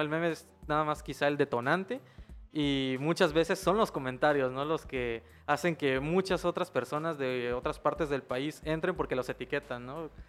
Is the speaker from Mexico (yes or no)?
yes; Chiapas, Mexico